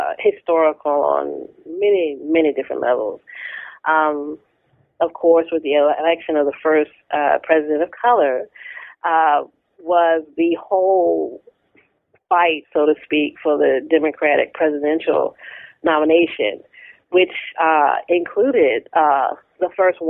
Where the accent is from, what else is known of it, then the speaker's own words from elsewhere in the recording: Tappahannock, Virginia, United States; I grew up in Tappahannock, Virginia, a small town centrally located in the state